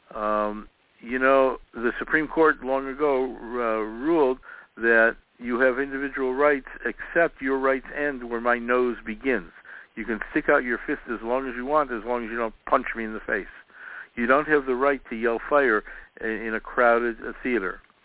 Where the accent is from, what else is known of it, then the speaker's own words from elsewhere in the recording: Chicago, Illinois, United States; I was growing up in Chicago, uh, we knew all our neighbors